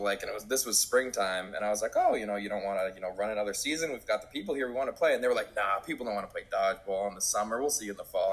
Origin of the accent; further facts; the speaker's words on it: Connecticut, United States; also born or lived in Middletown, Connecticut; that's my hometown. That's one town over